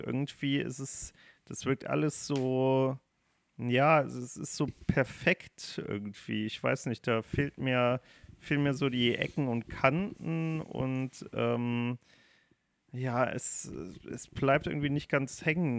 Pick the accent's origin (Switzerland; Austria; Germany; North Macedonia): Germany; Ich bin Deutscher, ich rede kein Englisch